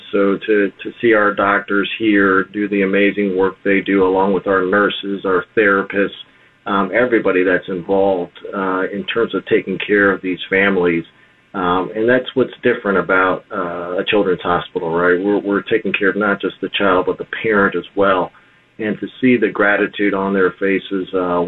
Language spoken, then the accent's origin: English; Miami, Florida, United States; I grew up here in Westchester, right stones throw away from here, off the Coralway and the Palmetto.